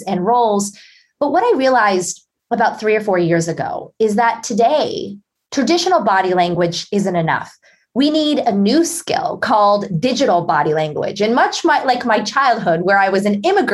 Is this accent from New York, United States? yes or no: no; Pittsburgh, Pennsylvania, United States; grew up as a shy and introverted girl in Pittsburgh, Pennsylvania.